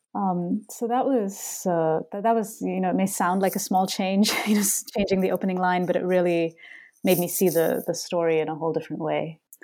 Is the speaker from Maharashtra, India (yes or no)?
no; Bangalore, Karnataka, India; moved away as an adult; now in Boston, United States; Bangalore, my my hometown